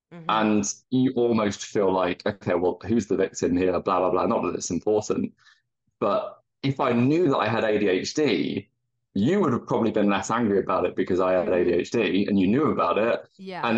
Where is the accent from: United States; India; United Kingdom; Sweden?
United Kingdom; you tend to lean in, as a British person, you lean into the skid